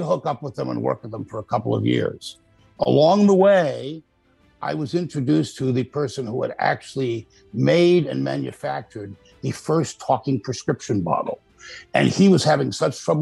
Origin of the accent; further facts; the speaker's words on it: Buffalo, New York, United States; also born or lived in Boston, Massachusetts; now in Myrtle Beach, United States; I grew up in upstate New York. I'm from Buffalo